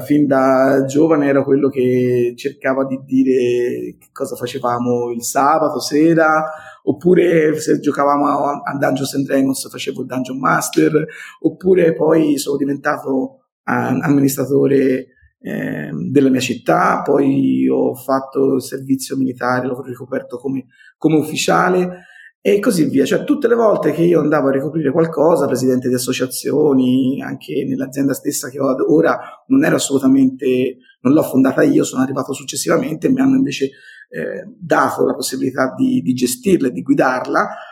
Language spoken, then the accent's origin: Italian; Montelupo Fiorentino, Tuscany, Italy; accent: Tuscan; Sono toscano, come credo si senta dal mio accento, classe 1972